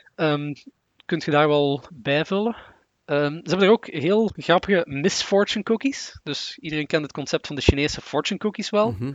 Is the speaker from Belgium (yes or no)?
yes; Sint-Truiden, Flanders, Belgium; ben normaal van sint